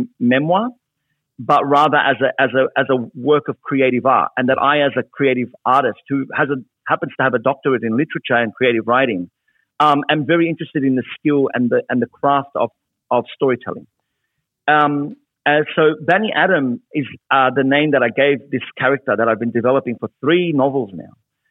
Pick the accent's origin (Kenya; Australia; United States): Australia; Sydney, New South Wales; being an Arab Australian Muslim man growing up in Western Sydney in the post 9/11 era